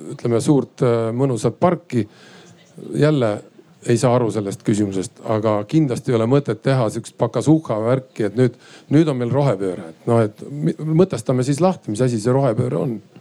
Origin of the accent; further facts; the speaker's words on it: Saare County, Estonia; mina olen Saaremaalt ja, ja Saaremaal on, pean turismitalu